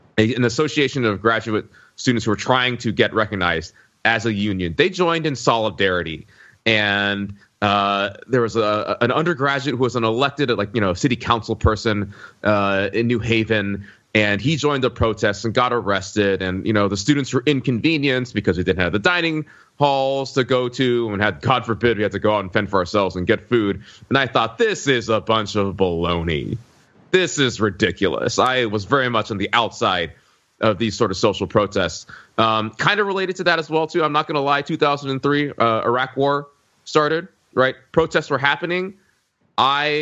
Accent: Alabama, United States; moved away as an adult; also born or lived in Connecticut; I grew up in Alabama

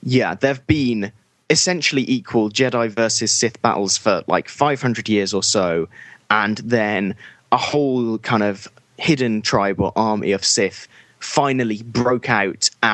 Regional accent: United Kingdom; as a British person

